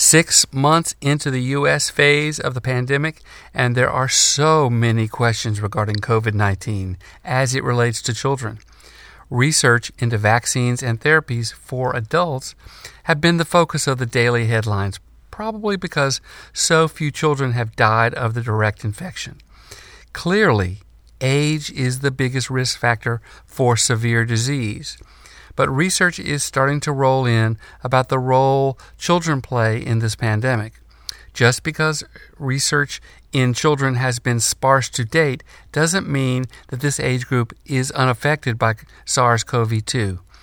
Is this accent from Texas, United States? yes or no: no; North Carolina, United States; The University of North Carolina, in my home state